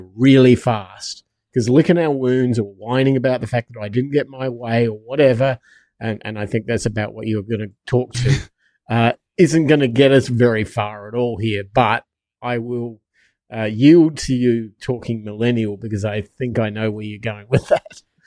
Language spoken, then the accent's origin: English; United States; I'm an American.